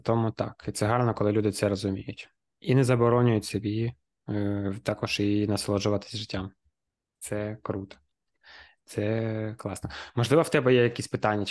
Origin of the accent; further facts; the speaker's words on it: Kharkiv, Kharkiv Oblast, Ukraine; ми, харків'яни, дніпряни